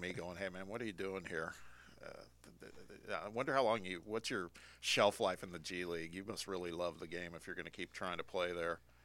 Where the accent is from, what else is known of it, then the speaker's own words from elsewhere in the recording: Indiana, United States; moved away; my home state.